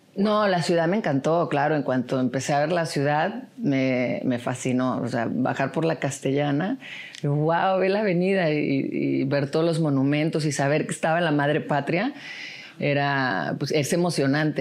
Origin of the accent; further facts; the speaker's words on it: Puerto Vallarta, Jalisco, Mexico; moved away; also born or lived in Guadalajara; nací en Guadalajara, pero en realidad me crié en Puerto Vallarta